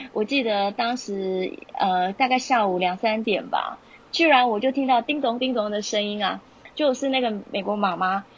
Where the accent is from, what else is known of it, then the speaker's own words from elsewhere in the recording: Taiwan; moved away as an adult; also born or lived in Utah, United States / California, United States; 我们来自台湾的老师是非常少数的